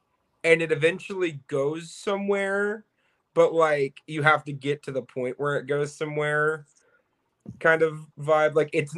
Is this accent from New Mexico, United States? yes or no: no; Chicago, Illinois, United States; moved away; Bitch, I'm from Chicago.